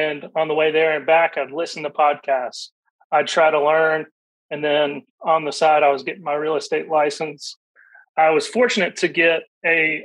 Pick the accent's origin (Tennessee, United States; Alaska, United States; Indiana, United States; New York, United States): Tennessee, United States; Middle; I grew up here in Middle Tennessee